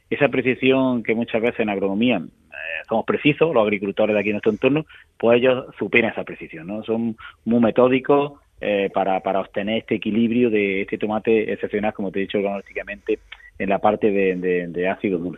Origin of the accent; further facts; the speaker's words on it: Andalusia, Spain; Y aquí, pues bueno, pues como somos los andaluces, abiertos